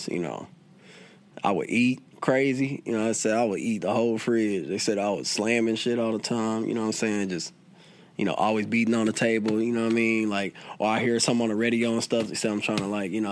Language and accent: English; Kansas City, Missouri, United States; I was born at right smack dab middle Kansas City